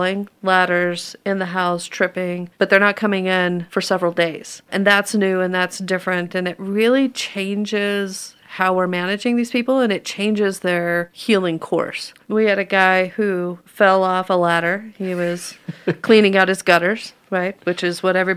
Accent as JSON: {"language": "English", "region": "New Mexico", "country": "United States", "tie": "born or raised there", "also_born_or_lived": "Albuquerque, New Mexico / Minnesota", "moved": "as an adult", "lives_now": "Denver, United States", "said": "I was originally born and raised in New Mexico"}